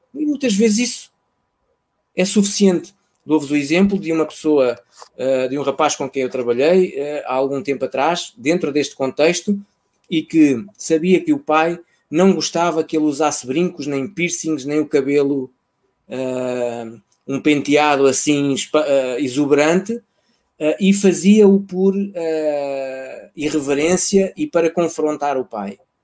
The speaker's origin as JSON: {"language": "Portuguese", "country": "Portugal", "tie": "born or raised there", "also_born_or_lived": "Mozambique", "said": "foi um movimento quando eu tinha 3, 4 anos, fruto de um, de um conflito armado que se vivia lá uh, e que, em que a segurança das pessoas estava, estava, em causa, estava em causa, e então, por uma questão de segurança, uh, os meus pais decidiram que eu regressava a Portugal"}